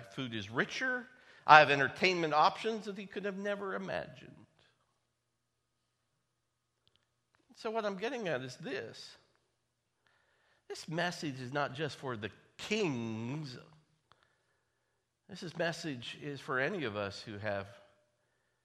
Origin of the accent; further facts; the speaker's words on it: United States; I was born in the United States of America